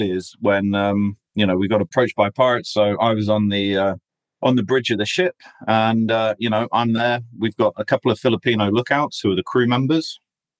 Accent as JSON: {"language": "English", "region": "England", "country": "United Kingdom", "said": "I'm basically English, although I've got an Australian passport"}